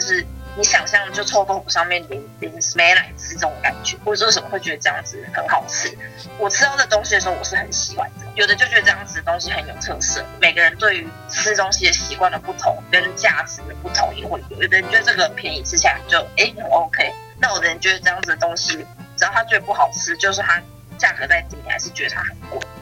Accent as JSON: {"language": "Chinese", "region": "Taichung", "country": "Taiwan", "tie": "born or raised there", "also_born_or_lived": "Kaohsiung", "moved": "as an adult", "said": "其实我，我不是高雄人，嗯哼。就是我一直从小到大都是在台中长大的"}